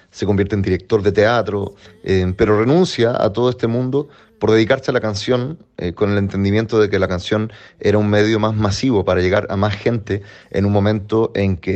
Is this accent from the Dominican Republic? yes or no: no; Chile; Hola, soy … desde Chile y me encuentro girando por Europa